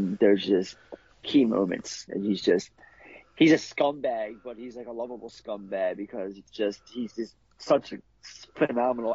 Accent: Baltimore, Maryland, United States; I'm from Baltimore

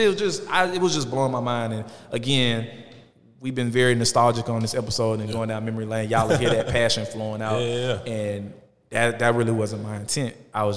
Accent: Atlanta, Georgia, United States; I'm from Atlanta, so a lot of the content and a lot of the things you see is going to shed light on Atlanta

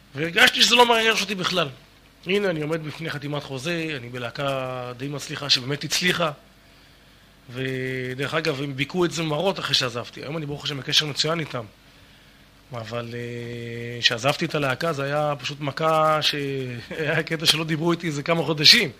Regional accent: the Krayot area, Haifa District, Israel; moved away as an adult; also born or lived in Miami, United States; גדלנו באזור הקריות ולאחר מכן בקיבוץ, קיבוץ של השומר הצעיר

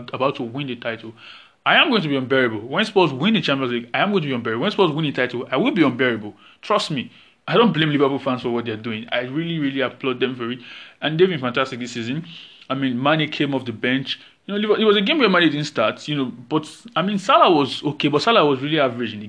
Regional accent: Nigeria; As a Nigerian

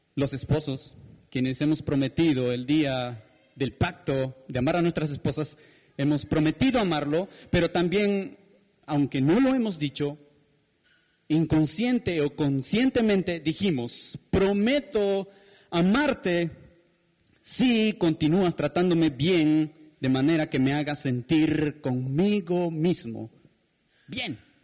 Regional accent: Peru; como peruanos

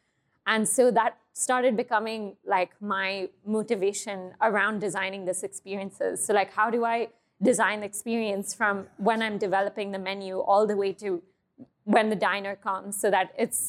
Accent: Thailand; also born or lived in Hong Kong; I grew up in Thailand and Hong Kong. So a lot of my, a lot of the flavors and a lot of the dishes I create are inspired by that region.

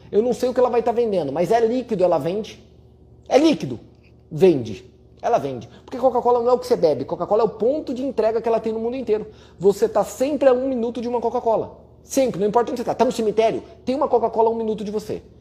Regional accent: Paraná, Brazil; Por quê? Porque eu sou do Paraná. Eu sei que o Paraná, em média, cresce mais do que os outros estados do Brasil

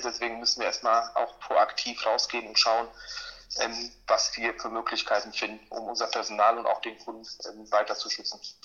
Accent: Poland; now in Germany; ich bin auch in Polen geboren

